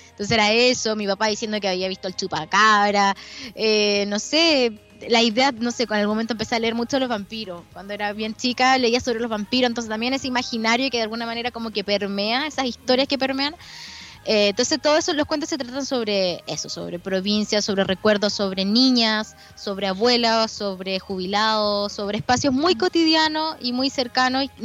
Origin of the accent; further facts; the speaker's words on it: Parral, Chihuahua, Mexico; había regresado a Parral, yo soy de Parral, que es un, un lugar bien, bueno, es de provincia, es un pueblo, eh, y el hecho de volver a ese espacio que en el que yo en algún momento habité como niña